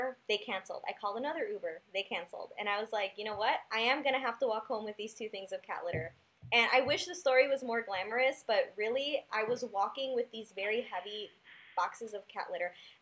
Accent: Chicago, Illinois, United States; my neighborhood growing up in Humboldt Park

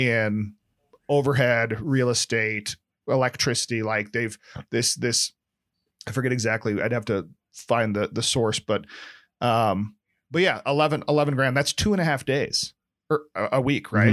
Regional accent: Nebraska, United States; now in San Francisco, United States; being from Nebraska, I'm more Hick than my San Francisco counterparts

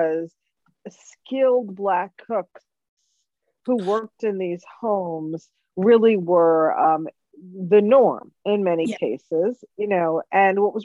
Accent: New York City, New York, United States; I'm born and raised in New York City

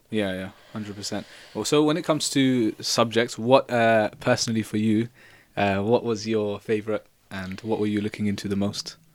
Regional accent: London, United Kingdom; from London

